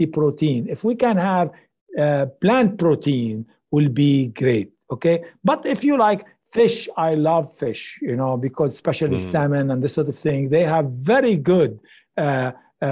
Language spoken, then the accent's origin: English; Lebanon; moved away; also born or lived in Middle East; I come from Lebanon